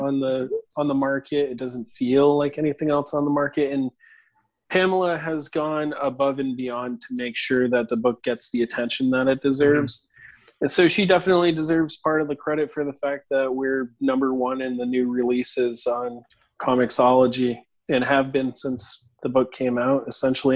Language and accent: English; New Hampshire, United States; I grew up in in New Hampshire